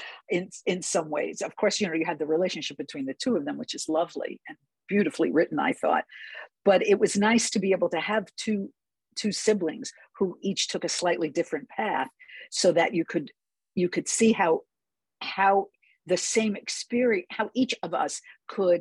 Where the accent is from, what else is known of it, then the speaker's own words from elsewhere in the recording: New York City, New York, United States; also born or lived in Boston, Massachusetts; now in Bay Area, United States; I grew up in New York City